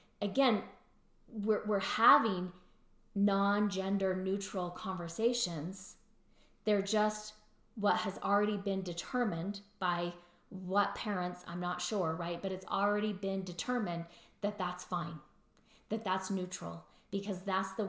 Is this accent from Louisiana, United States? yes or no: yes; Louisiana, United States; accent: Louisiana; that's my Louisiana accent